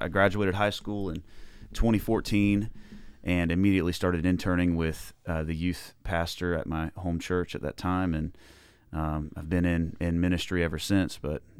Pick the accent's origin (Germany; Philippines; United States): United States; Gainesville, Florida; Yeah, I grew up in the Gainesville area. High Springs and Newberry is where I, you know, currently lived up until now